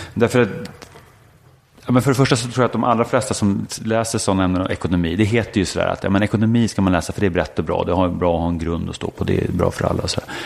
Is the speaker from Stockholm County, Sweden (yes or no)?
yes; Stockholm, Stockholm County, Sweden; also born or lived in Östermalm, Stockholm / United States; jag föddes på Sankt Eriks sjukhus på Kungsholmen. Växte upp i Bromma, samma kåk, tills jag var 15.